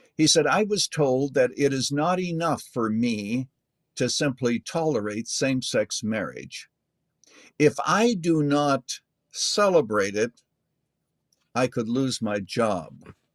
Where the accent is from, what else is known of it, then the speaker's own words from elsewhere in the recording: Canada; I was born in Canada